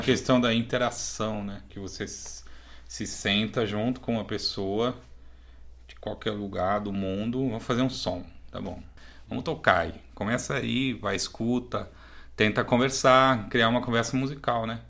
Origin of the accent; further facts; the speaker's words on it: Brazil; moved away as an adult; also born or lived in United States / France; Brasileiro eu já sou, brasileiro a gente já é